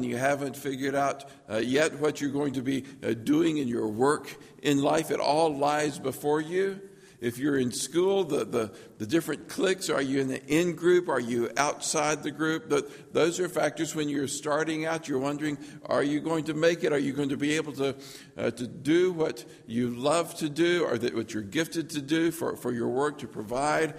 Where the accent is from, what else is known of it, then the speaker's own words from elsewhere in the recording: Lookout Mountain, Georgia, United States; I grew up on Lookout Mountain. On the back of Lookout Mountain, there's a little town called Hinkle, Georgia